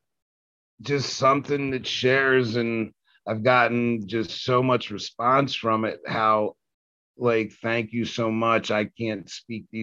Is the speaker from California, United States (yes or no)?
no; Washington, District of Columbia, United States; I grew up in Southeast DC